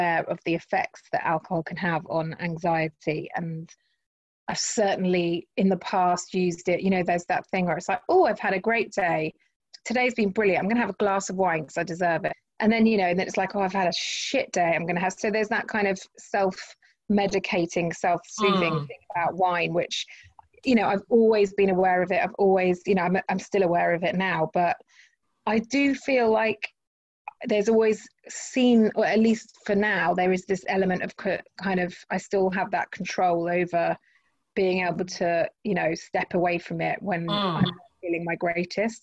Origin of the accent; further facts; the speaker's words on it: Henley-on-Thames, South East England, United Kingdom; where I grew up in Henley-on-Thames